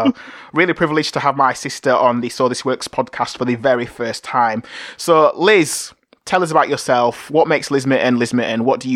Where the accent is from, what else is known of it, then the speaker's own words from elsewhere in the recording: Bradford, Yorkshire and the Humber, United Kingdom; I'm from Bradford as well, so we're Bradfordians.